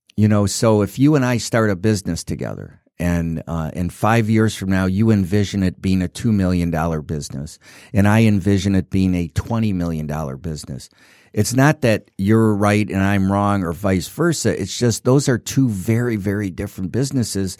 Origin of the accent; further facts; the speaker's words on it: Detroit, Michigan, United States; I grew up in Detroit